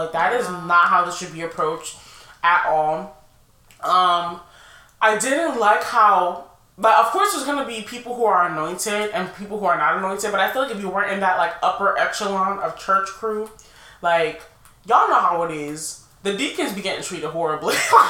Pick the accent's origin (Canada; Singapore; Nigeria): Nigeria; I'm Nigerian, I was Pentecostal.